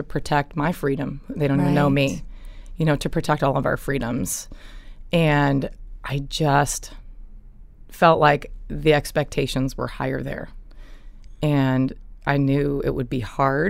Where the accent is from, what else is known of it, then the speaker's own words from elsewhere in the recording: Evergreen, Colorado, United States; I grew up in a little town called Evergreen. It's in Colorado.